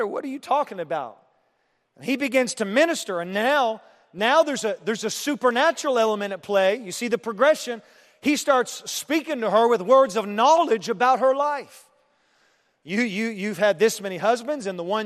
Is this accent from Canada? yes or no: yes; Canada; also born or lived in Europe; now in Terre Haute, United States; I'm from Canada, and then I lived in Europe, and I moved to Terre Haute